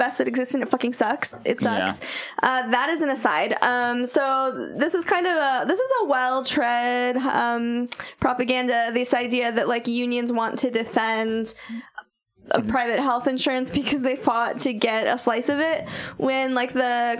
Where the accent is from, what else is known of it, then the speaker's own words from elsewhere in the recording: Las Vegas, Nevada, United States; I grew up in Vegas a little bit.